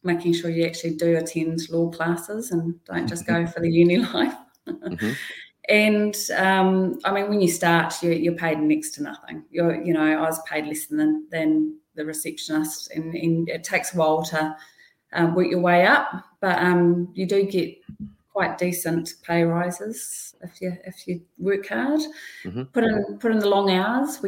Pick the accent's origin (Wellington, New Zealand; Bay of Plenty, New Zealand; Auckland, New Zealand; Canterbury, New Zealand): Bay of Plenty, New Zealand; Whakatane; I grew up in Whakatane, and none of my friends were particularly ambitious back then